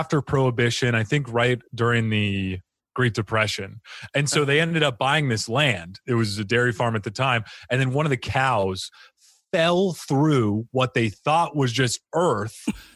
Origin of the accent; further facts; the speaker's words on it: Phoenix, Arizona, United States; also born or lived in Cottonwood, Arizona / Elizabeth, New Jersey; now in Arizona, United States; I grew up, I was born in Phoenix. Uh-huh. And then at 11 years old, my mom and dad decided to take me from Phoenix to a little town called Cottonwood, Arizona